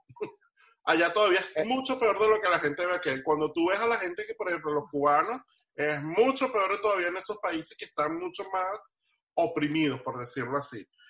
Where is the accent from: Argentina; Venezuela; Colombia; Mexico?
Venezuela; now in Miami, United States; Rudy y yo, que venimos de Venezuela